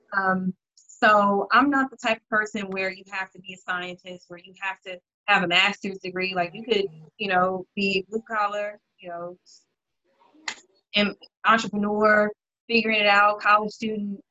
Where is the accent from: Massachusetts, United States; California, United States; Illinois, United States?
Illinois, United States; Chicago; I am a Chicagoan. Uh, live in Hyde Park